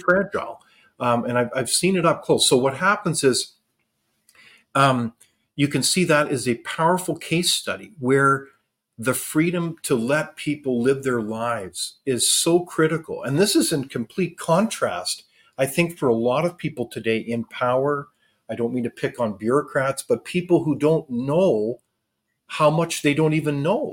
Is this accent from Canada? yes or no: yes; Canada; as Canadians